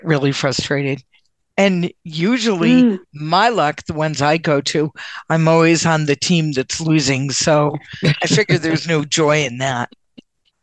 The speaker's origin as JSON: {"language": "English", "region": "Connecticut", "country": "United States", "moved": "yes", "lives_now": "Massachusetts, United States", "said": "Connecticut originally, and now I live in Massachusetts"}